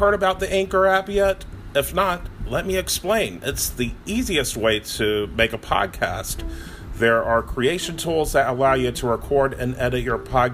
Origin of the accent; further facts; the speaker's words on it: Raleigh, North Carolina, United States; moved away as an adult; now in Charlotte, United States; I grew up in Raleigh